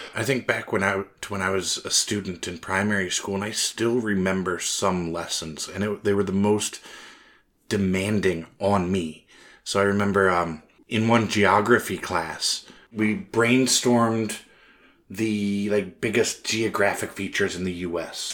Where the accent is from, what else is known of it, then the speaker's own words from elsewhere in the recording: United States; I'm American